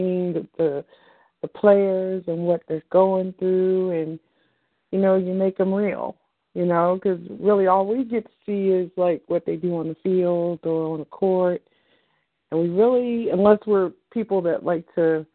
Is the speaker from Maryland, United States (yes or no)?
yes; Baltimore, Maryland, United States; moved away; I'm originally from Baltimore